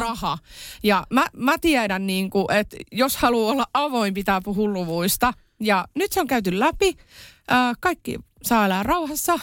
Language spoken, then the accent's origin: Finnish; Iisalmi, North Savo, Finland; moved away; mä oon Iisalmesta kotoisin